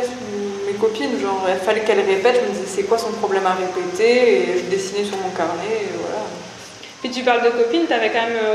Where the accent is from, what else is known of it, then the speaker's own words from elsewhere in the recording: Toulouse, Occitania, France; j'ai grandi à Toulouse